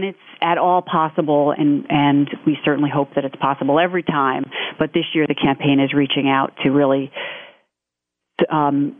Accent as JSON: {"language": "English", "town": "New York City", "region": "New York", "country": "United States", "said": "I'm from New York City"}